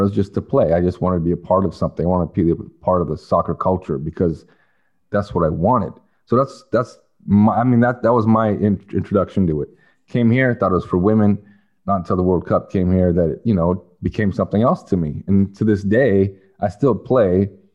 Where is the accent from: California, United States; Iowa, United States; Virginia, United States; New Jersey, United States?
California, United States; also born or lived in Canada; when we moved to California